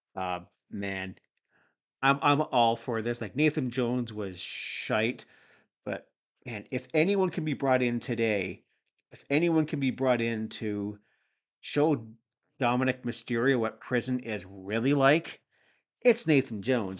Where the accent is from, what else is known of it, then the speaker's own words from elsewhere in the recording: Toronto area, Ontario, Canada; I'm from the Toronto area